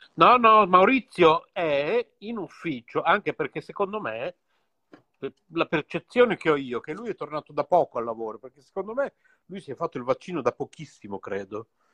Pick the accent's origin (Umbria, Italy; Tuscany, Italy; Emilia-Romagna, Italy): Emilia-Romagna, Italy; Bologna; siamo tutti e due qui di Bologna